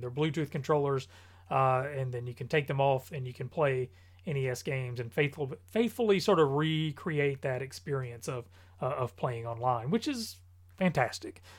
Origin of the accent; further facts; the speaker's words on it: North Carolina, United States; I am from North Carolina